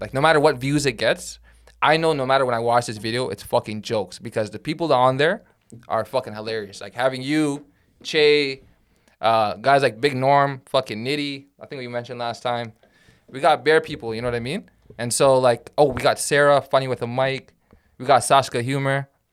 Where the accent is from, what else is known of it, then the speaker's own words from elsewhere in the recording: Toronto, Ontario, Canada; English is a second language; also born or lived in Sudan; my papers say, like, I'm Canadian-born, Toronto, but I'm E, and I'm in E S L class